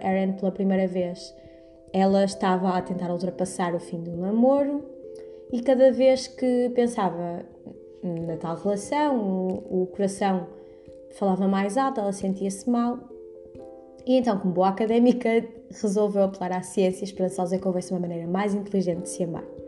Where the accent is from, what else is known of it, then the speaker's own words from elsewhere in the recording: Porto, Norte, Portugal; moved away as an adult; now in Coimbra, Portugal; sou do Porto, mas estudo em Coimbra